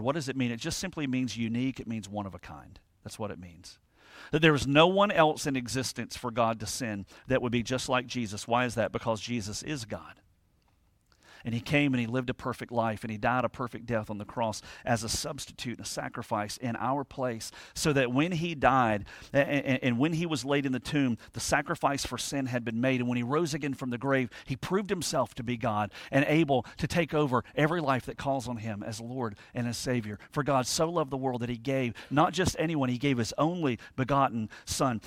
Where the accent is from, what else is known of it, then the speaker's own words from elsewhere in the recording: United States; we're American